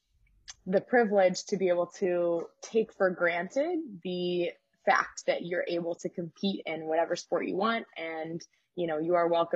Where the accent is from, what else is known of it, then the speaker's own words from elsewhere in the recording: St. Louis, Missouri, United States; I'm from Missouri